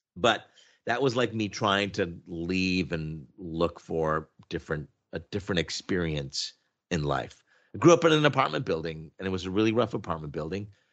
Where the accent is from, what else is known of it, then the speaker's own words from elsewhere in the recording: Oshawa, Ontario, Canada; moved away as an adult; also born or lived in Montreal, Quebec; now in Toronto, Canada; for the most part, I grew up in Oshawa, Ontario